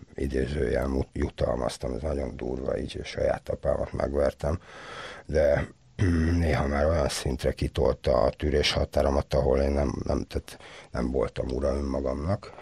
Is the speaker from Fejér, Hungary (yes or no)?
no; Komló, Baranya, Hungary; born or raised there; moved away as an adult; also born or lived in Budapest